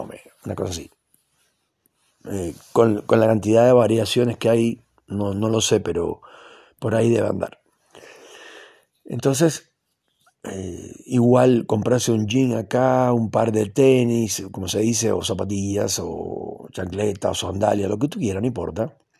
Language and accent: Spanish; Cuba; now in Argentina; yo conozco muy bien Cuba, porque es el país donde yo nací